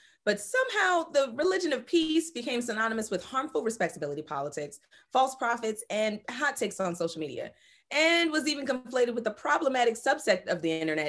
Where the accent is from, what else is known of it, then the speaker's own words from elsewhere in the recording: Brooklyn, New York, United States; also born or lived in Bronx, United States; I mean, growing up in Brooklyn and then later in the Bronx, I mean, the 90s and early 2000s was really an ignorant time when I really think about it.